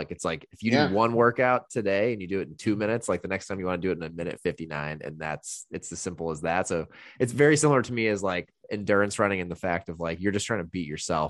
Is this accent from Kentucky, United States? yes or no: no; Indiana, United States; which I came from Indiana, $250 for, I didn't even know they had gyms for that much when I moved here.